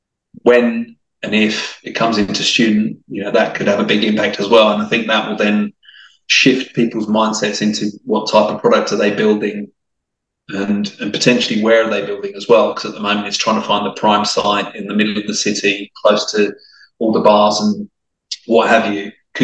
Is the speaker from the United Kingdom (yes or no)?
no; Italy; accent: English/Australian; also born or lived in France / Australia; So my accent is probably a bit mixed now, actually. I would say I was very much English and you wouldn't tell that I was Italian, but I'm sure you've detected the odd twang of the Aussie that comes through